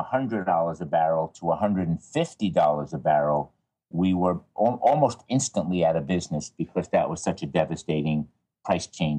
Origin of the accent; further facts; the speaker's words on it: Levittown, New York, United States; I grew up outside of New York City, out in Long Island, a place called Levittown